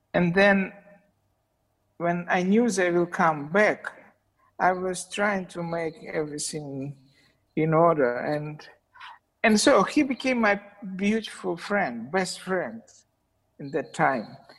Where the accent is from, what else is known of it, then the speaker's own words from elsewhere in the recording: Saint Petersburg, Russia; English is a second language; I was born in St. Petersburg, but I spent some times in childhood in a small tiny place between Moscow and St. Petersburg.